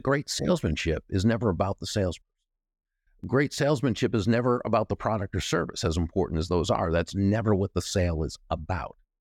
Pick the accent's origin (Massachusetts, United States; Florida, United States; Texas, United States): Massachusetts, United States; Natick; moved away; I grew up in what was then a small town, Natick, Massachusetts